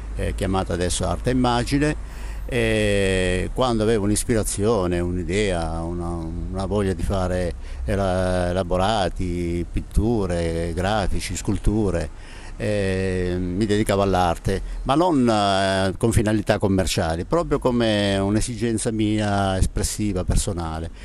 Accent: Taurianova, Calabria, Italy; moved away; also born or lived in Genoa; sono di Taurianova

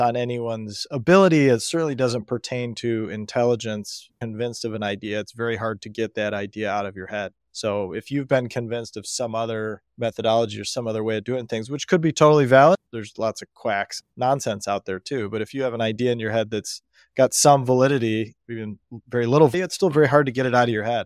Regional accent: United States; I was born in America in nineteen eighty into a family that valued education

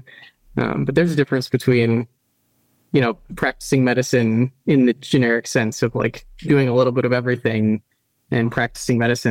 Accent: Tallahassee, Florida, United States; moved away as an adult; also born or lived in northern New Jersey / Utah / Ann Arbor, Michigan; when I was a kid, my family moved to Florida, to Tallahassee. So that's where I grew up.

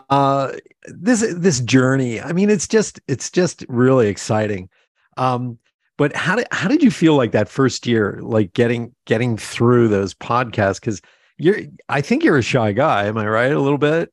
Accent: Pennsylvania Dutch area, United States; we're both from Pennsylvania. We're from that, you know, that, uh, Pennsylvania Dutch area

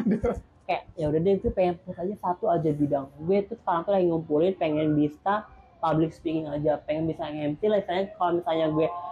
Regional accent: Sukabumi, West Java, Indonesia; moved away; gue langsung balik ke kampung karena apa lokus penelitian gue tuh di kampung di Sukabumi

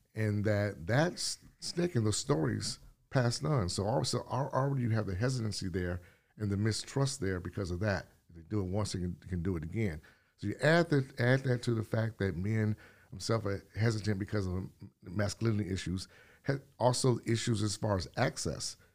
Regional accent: California, United States; also born or lived in Detroit; now in Wales Township, United States; I'm from California

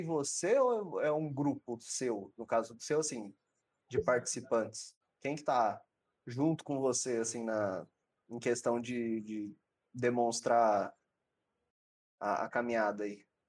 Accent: São Paulo, Brazil; now in Votuporanga, Brazil; Eu sou de Sampa também.

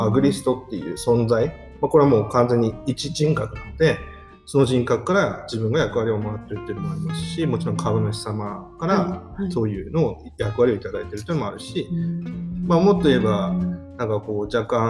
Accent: Akita, Japan; also born or lived in Tokyo; now in Shintomi, Japan; 僕も東北出身ですけど震災の当時は東京にいましたし、はい、出身と言いながらも僕の出身は秋田県

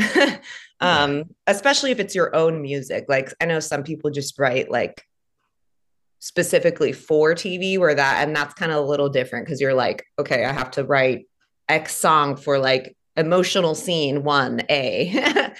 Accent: California, United States; moved away as an adult; now in Nashville, United States; moving back home to to my home state of California

